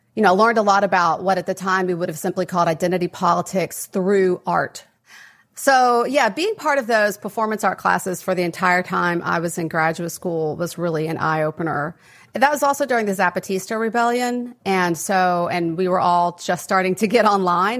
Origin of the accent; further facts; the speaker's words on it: West Texas, United States; I grew up in West Texas, um, kind of a mid-sized city, very conservative environment